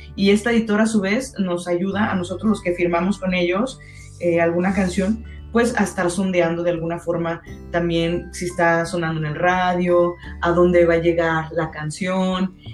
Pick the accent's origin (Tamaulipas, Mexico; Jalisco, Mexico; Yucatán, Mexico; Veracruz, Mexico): Jalisco, Mexico; Guadalajara; soy tapatía